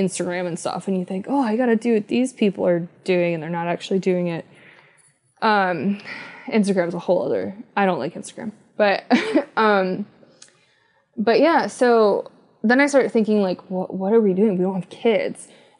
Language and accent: English; East Coast, United States; now in West Coast, United States; but I'm from the East Coast and then I moved to the West Coast.